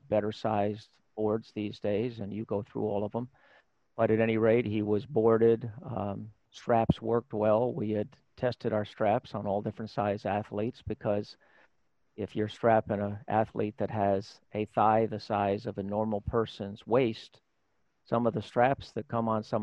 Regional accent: New York, United States; moved away as an adult; also born or lived in Indiana; I chose to leave my home state of New York

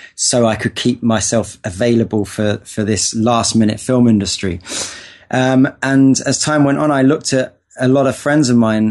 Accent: London, United Kingdom; now in Los Angeles, United States; I was born in North London in England. Um, had a pretty uh, regular upbringing. You know, went to school

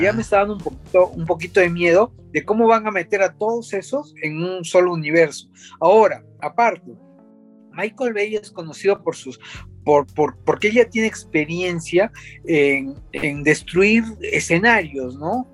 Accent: Peru; nosotros mismos que somos peruanos, que vivimos acá

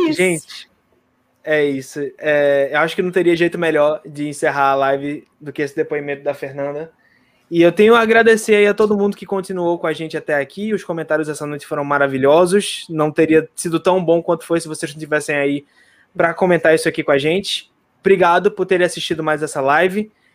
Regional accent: Recife, Pernambuco, Brazil; eu sou de Recife.

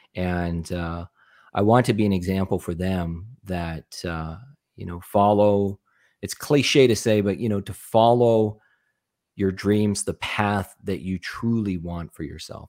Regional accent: Arizona, United States; also born or lived in Nebraska; I grew up in Arizona, which is where I live now

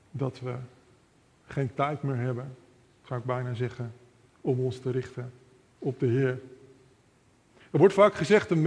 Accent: Almere, Flevoland, Netherlands; also born or lived in Amsterdam; ik ben geboren in Amsterdam, opgegroeid in de Flevolpolder in Almere.

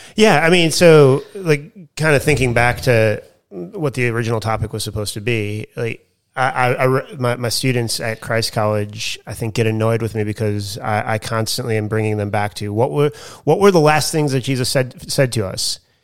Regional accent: United States; now in Australia; I'm the American teaching the Australian culture course

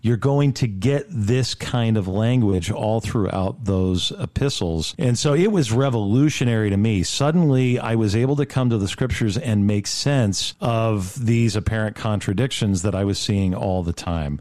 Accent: Rancho Cucamonga, California, United States; moved away as an adult; also born or lived in New York / Roxbury, New Jersey; I was raised here in Rancho Cucamonga

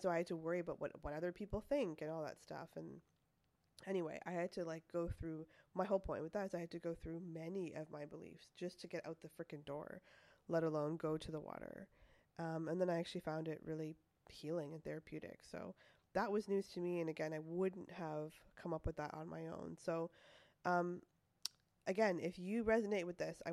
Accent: Toronto, Ontario, Canada; moved away as an adult; now in California, United States; I lived in Toronto most of my life.

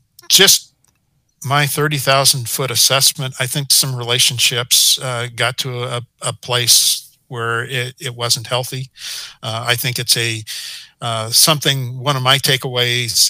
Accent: Portland, Oregon, United States; I grew up in Portland

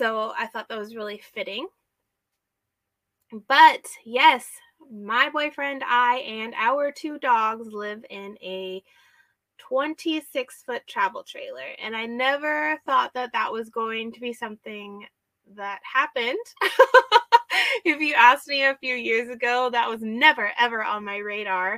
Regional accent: Snohomish County, Washington, United States; also born or lived in Whatcom County, Washington; I'm a Washington native. I grew up and I was born and raised in Washington State. I grew up in the Snohomish County area

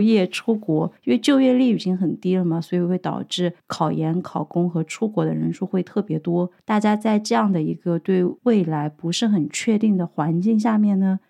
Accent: Sichuan, China; now in Dublin, Ireland; 我作为一个四川人

